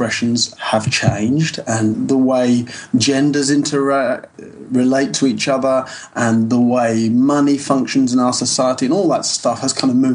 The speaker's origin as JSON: {"language": "English", "country": "United Kingdom", "also_born_or_lived": "Southwest France", "moved": "as an adult", "lives_now": "France", "said": "I'm British originally."}